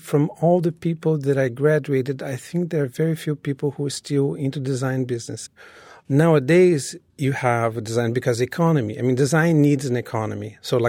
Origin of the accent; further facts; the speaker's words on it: Rio de Janeiro, Brazil; born there; Well, the first part is Brazilian. I was born in Rio.